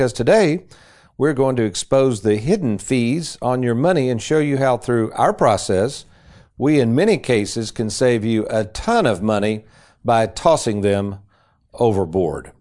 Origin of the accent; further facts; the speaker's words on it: Lexington, Kentucky, United States; back in the 60s and growing up in Lexington.